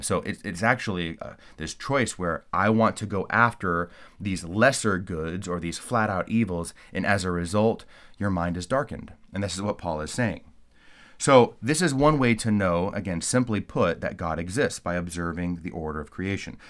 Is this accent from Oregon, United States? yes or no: no; California, United States; moved away; I'm originally from California